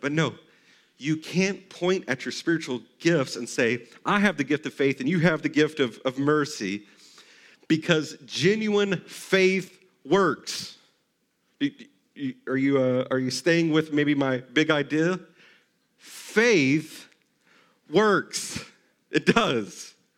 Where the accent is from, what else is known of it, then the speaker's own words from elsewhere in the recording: Texas, United States; I grew up in Texas